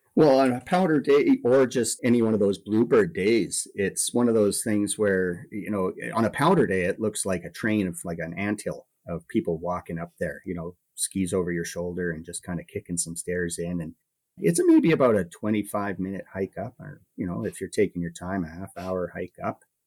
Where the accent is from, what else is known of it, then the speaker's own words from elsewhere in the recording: Calgary, Alberta, Canada; also born or lived in interior British Columbia; now in Jasper, Canada; growing up in Calgary